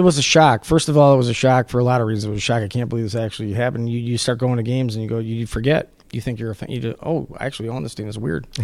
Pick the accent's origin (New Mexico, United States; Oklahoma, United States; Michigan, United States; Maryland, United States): Michigan, United States; Detroit; Detroit is, I mean, it's my hometown, fourth generation